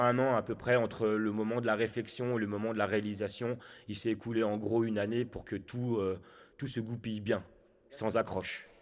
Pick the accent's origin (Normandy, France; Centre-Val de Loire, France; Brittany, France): Centre-Val de Loire, France; Chartres; also born or lived in Haute-Savoie / Ain; now in Chablais, France; Je viens de Chartres. Je suis né donc là-bas, dans le 28. Et j'ai suivi mes parents qui se sont fait muter professionnellement en Haute-Savoie.